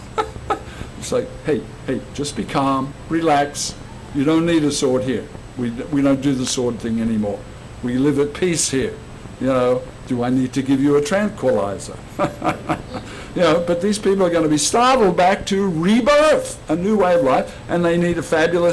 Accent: Australia; let me tell you what it was like growing up in Australia

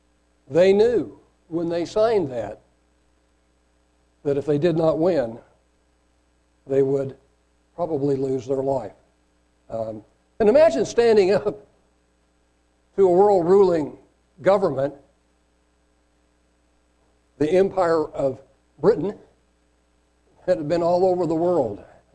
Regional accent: Caracas, Capital District, Venezuela; born there; I was born in Caracas, Venezuela, and thankfully my parents were naturalized citizens, so I not only got a Venezuelan birth certificate, but I also got an American birth certificate at the same time.

